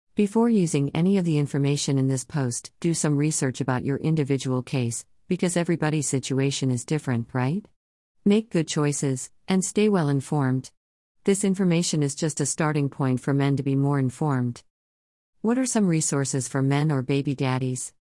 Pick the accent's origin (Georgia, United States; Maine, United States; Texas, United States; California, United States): California, United States; Los Angeles; I am from Los Angeles, California